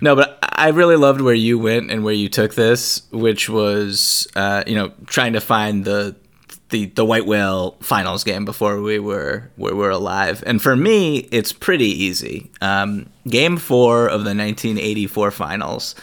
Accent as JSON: {"language": "English", "town": "Boston", "region": "Massachusetts", "country": "United States", "tie": "born or raised there", "said": "growing up around Boston"}